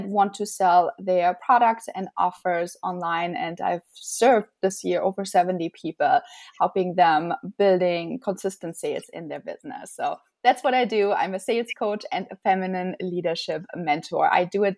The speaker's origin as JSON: {"language": "English", "country": "Germany", "moved": "as an adult", "lives_now": "United States", "said": "I'm originally from Germany, and I came to the United States in 2010"}